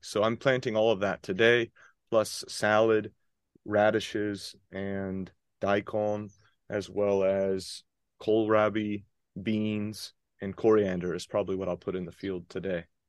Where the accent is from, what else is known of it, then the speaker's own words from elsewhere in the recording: Athens, Georgia, United States; moved away as an adult; also born or lived in North Carolina; now in Onomichi, Japan; I grew up in Athens, Georgia, so it was a town, a college town in the South